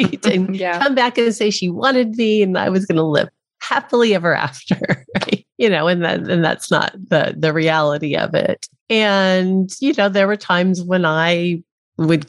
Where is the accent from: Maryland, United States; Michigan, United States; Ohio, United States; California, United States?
California, United States; El Monte; also born or lived in Arcadia, California; I was born in Arcadia, California, and my parents lived in the city south of that in El Monte.